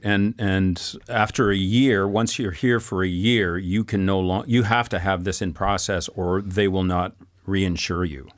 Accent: Canada; moved away as an adult; now in France; as a Canadian

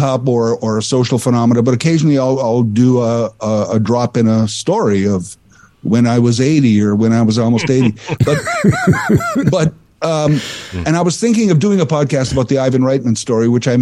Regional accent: Saskatchewan, Canada; similarly growing up in Saskatchewan, I was more in the mid province

